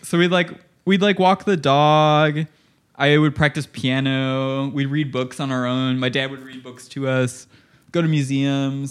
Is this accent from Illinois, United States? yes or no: yes; Illinois, United States; I grew up in Illinois